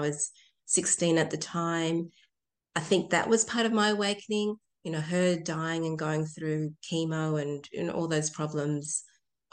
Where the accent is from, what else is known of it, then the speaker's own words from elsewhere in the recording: Chile; now in Tasmania, Australia; I was born in Chile